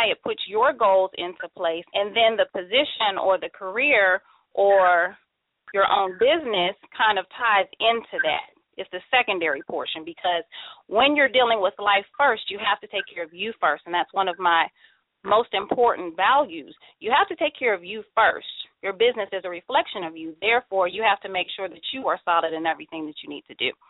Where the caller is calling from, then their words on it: Mesa, Arizona, United States; I'm calling from Mesa, Arizona.